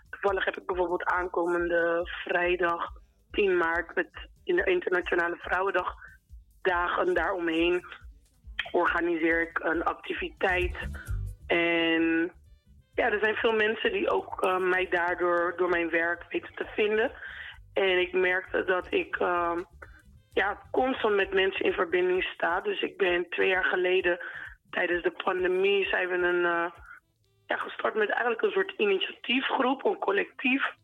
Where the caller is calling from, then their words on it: The Hague, South Holland, Netherlands; Ik ben … uit Den Haag.